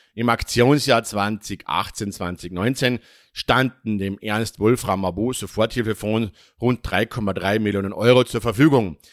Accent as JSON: {"language": "German", "country": "Austria", "said": "bei uns in Österreich"}